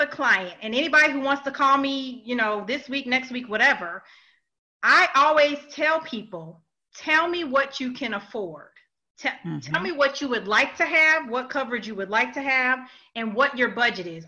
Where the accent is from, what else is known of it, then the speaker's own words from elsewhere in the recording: Illinois, United States; now in Georgia, United States; I'm from Illinois. I do a lot of consultations in Illinois, a lot. That's my hometown